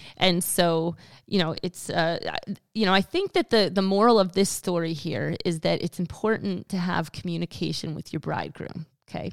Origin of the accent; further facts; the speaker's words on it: Pennsylvania, United States; moved away; I'm from Pennsylvania